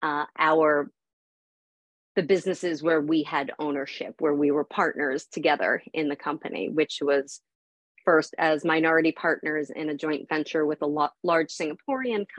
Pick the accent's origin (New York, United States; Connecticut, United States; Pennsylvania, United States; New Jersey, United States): New York, United States; Long Island; I grew up on the East Coast. I grew up in New York. I grew up on the water. But there's not a real barging community here around Long Island.